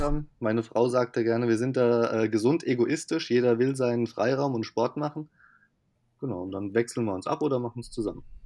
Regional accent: Rhineland-Palatinate, Germany; moved away as an adult; ich komme ja eigentlich aus Rheinland-Pfalz

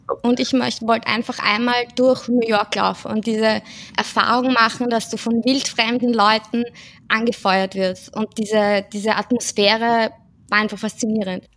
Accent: Vienna, Austria; Ich komme aus Wien, bin 31 Jahre alt

